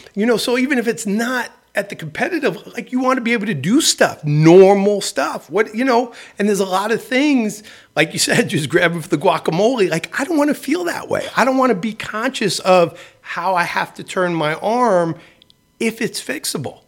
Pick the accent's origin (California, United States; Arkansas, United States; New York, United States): New York, United States; New York City; I grew up in the Bronx